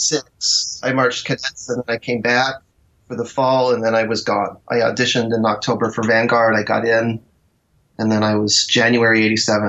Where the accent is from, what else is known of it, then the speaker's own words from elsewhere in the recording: Mountaintop, Pennsylvania, United States; I grew up in Mountaintop, Pennsylvania, mm-hmm. which is up near Wilkes-Barre, Scranton.